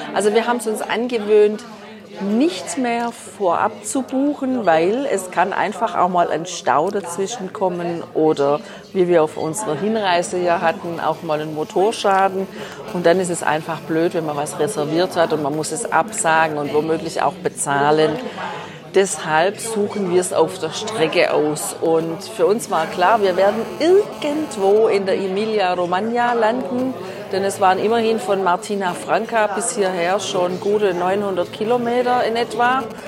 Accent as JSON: {"language": "German", "country": "Germany", "said": "zu Hause bei uns in Deutschland"}